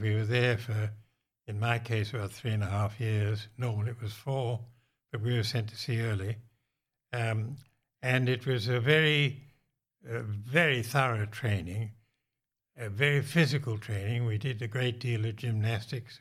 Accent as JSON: {"language": "English", "region": "Western Australia", "country": "Australia", "tie": "born or raised there", "also_born_or_lived": "Britain", "said": "I was born in Britain and came to Australia at the tender age of two"}